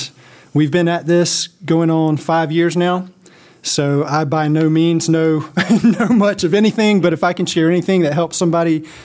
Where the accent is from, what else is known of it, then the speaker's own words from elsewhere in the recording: South Carolina, United States; I'm from South Carolina, and we live in Columbia now.